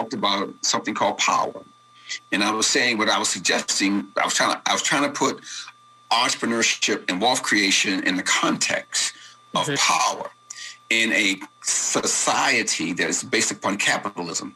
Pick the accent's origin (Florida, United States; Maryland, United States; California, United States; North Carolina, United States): Maryland, United States; Baltimore; I was raised here, Blair, in a neighborhood that was a project area, low-income African-American neighborhood.